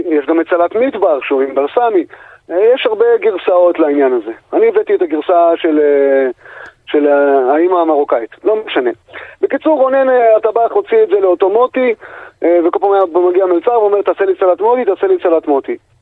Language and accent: Hebrew; Galilee Panhandle, Northern District, Israel; moved away; also born or lived in Tel Aviv; אני uh, יליד uh, אצבע הגליל, אני גרתי ב... באזור קריית שמונה